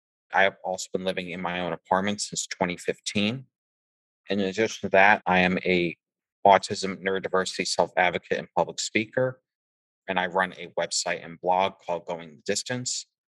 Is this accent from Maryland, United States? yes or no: no; Massachusetts, United States; I am also from Massachusetts, about 45 minutes south of Boston and about 10 minutes from Providence, Rhode Island.